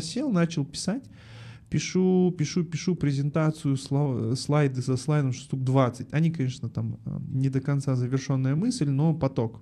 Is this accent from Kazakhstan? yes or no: yes; Almaty, Kazakhstan; Я родом из Алматы, э, в четвертом поколении алматинец.